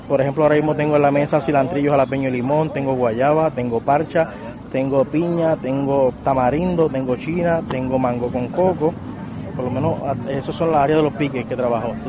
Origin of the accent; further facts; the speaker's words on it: Guánica, Puerto Rico; now in Río Grande, Puerto Rico; yo soy natural del pueblo de Huánica, pero ya estoy radicado en Río Grande ya hace aproximadamente